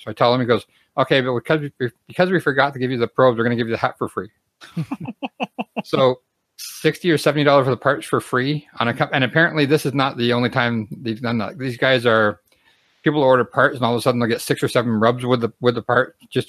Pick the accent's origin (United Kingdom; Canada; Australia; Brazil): Canada; But because I'm from Canada, I can't do an online purchase.